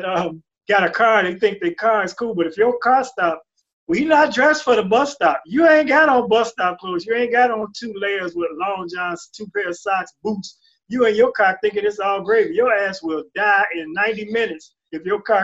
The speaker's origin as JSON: {"language": "English", "town": "Chicago", "region": "Illinois", "country": "United States", "said": "I'm South Side and I'm Chicago"}